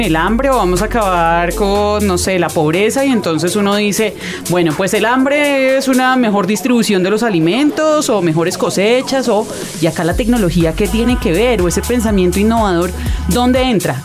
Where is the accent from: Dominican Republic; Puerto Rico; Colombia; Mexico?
Colombia